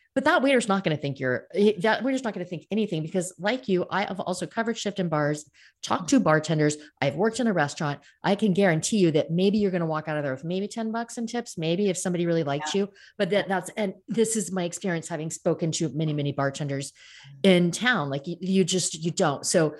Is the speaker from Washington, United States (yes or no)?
yes; Seattle, Washington, United States; moved away as an adult; now in France; I'm from Seattle.